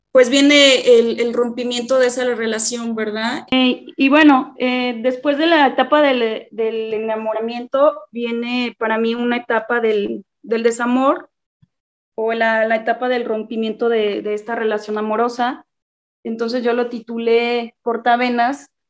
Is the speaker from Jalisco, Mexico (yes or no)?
yes; Atotonilco el Alto, Jalisco, Mexico; also born or lived in Guadalajara; yo soy originaria de Atotonilco el Alto, en donde actualmente estoy radicando. Este, estuve viviendo en Guadalajara algunos años para estudiar licenciatura en Administración de Empresas